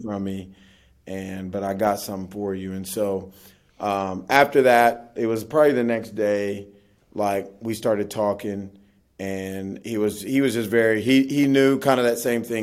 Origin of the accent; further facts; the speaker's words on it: Oklahoma City, Oklahoma, United States; Oklahoma where I'm from